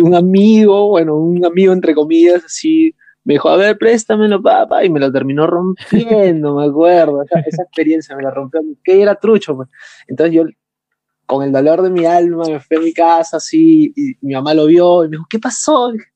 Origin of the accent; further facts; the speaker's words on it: Lima, Peru; soy de Perú, vengo de la ciudad de Lima